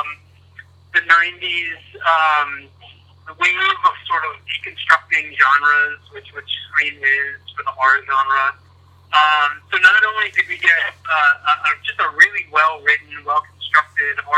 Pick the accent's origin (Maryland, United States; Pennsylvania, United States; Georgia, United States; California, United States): Pennsylvania, United States; Blue Bell; happy to be in Bluebell, my hometown.